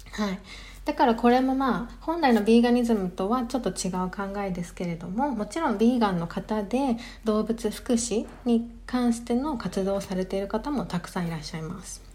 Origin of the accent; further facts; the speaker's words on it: Japan; now in London, United Kingdom; 日本出身